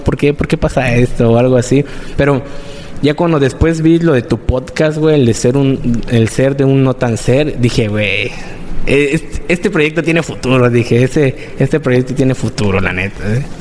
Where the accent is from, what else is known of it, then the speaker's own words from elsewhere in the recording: Playa del Carmen, Quintana Roo, Mexico; also born or lived in Cancún; nací en Cancún, pero prácticamente solo nací allá y me, trajeron para acá en playa. O sea, solo... Pues tengo mis 18 años acá en playa